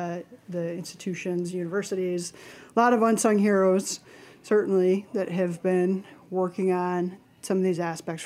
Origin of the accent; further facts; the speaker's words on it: Midwest, United States; now in New York, United States; being a Midwesterner